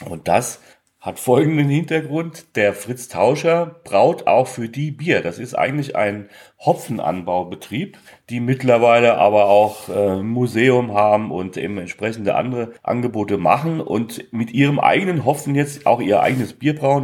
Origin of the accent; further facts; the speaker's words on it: Hesse, Germany; ich bin Hesse